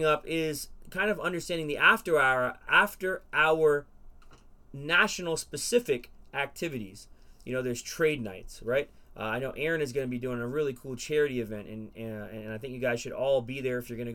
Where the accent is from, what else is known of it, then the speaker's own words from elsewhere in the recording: Florida, United States; I come from Florida